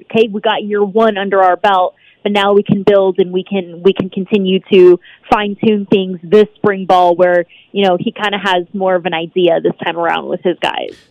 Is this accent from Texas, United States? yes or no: no; San Diego, California, United States; now in Las Vegas, United States; growing up in San Diego